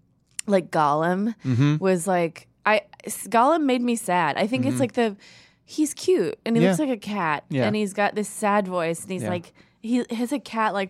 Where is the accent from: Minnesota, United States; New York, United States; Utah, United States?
Minnesota, United States; Minneapolis; accent: Minnesota; I'm from Minneapolis